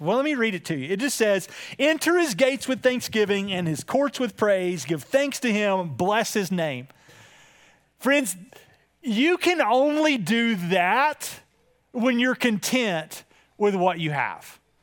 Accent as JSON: {"language": "English", "country": "United States", "said": "as an American"}